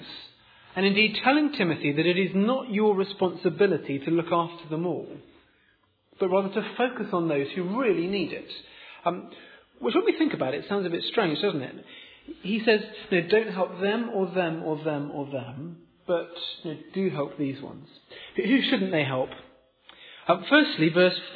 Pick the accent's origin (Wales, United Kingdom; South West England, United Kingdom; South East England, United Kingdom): South East England, United Kingdom; Oxford; moved away as an adult; I was born here in Oxford, I grew up in Oxford, but moved away at university, stayed away